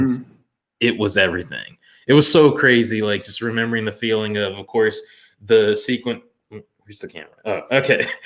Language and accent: English; Orlando, Florida, United States; growing up in Florida